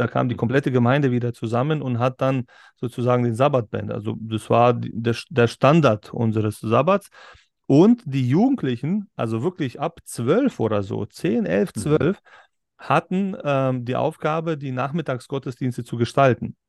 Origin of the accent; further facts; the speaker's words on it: Berlin, Germany; now in Upper Bavaria, Germany; ich bin ich auch in Berlin äh, aufgewachsen